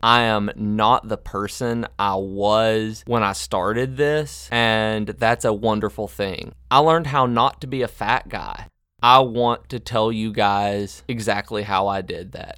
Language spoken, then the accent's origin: English; the South, United States; Growing up in the South